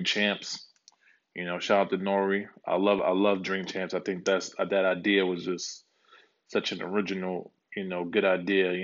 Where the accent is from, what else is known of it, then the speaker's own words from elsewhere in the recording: New York City, New York, United States; also born or lived in Dallas, Texas; now in California, United States; born and raised in Harlem